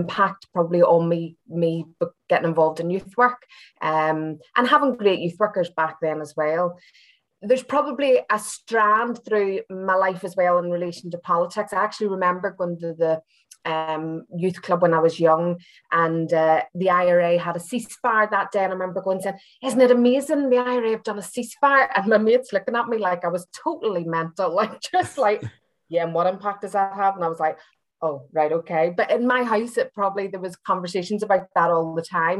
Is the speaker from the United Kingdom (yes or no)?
yes; Belfast, Northern Ireland, United Kingdom; moved away as an adult; also born or lived in Derry, Northern Ireland / Hull, England; now in Glasgow, United Kingdom; as you can tell from my accent, I'm not from Scotland originally. I'm from Belfast